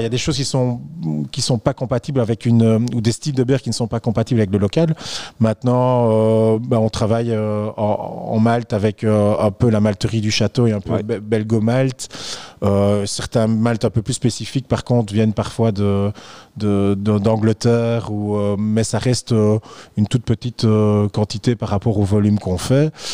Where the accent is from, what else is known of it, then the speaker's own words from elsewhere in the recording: Belgium; en tant que belge